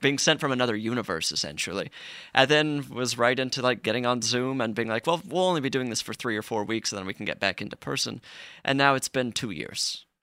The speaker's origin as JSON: {"language": "English", "region": "Utah", "country": "United States", "tie": "born or raised there", "said": "I grew up in Utah"}